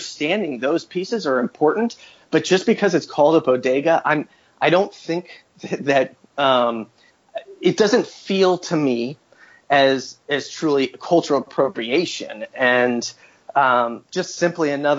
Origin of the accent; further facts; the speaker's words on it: Midwest, United States; moved away; also born or lived in New York; I grew up in the Midwest